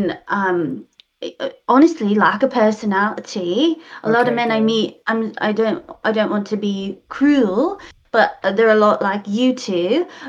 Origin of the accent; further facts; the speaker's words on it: New England, United States; The good thing is I'm from New England, so I won't even be reading the tabloids over there.